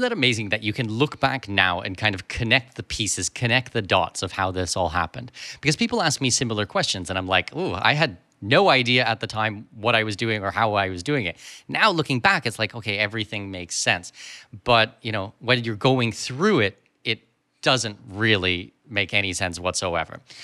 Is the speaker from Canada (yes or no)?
yes; Canada; moved away; when I grew up in Canada, we had thirty-two children in a class